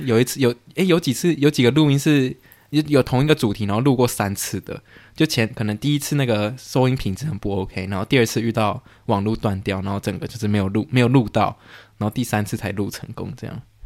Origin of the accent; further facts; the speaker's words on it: Canada; 我在加拿大出生